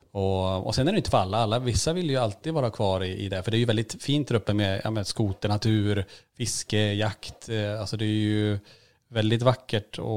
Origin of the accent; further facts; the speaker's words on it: Norrland, Sweden; Och, eh, inte bara att vi är från Norrland och, och sega ibland kanske, utan att man även har ett lugn.